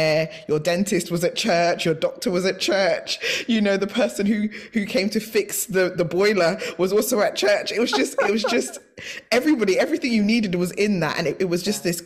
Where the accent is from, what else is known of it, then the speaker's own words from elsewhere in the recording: United Kingdom; I am a Ghanaian British young woman